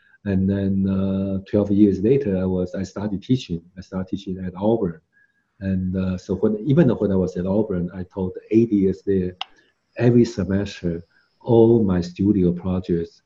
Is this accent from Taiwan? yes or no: yes; Taiwan; now in United States; I'm from Taiwan